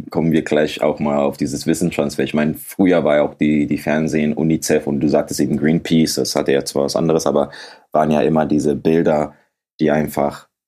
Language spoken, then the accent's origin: German; Ghana; so wenn ich dir jetzt sage, ich komme aus Ghana.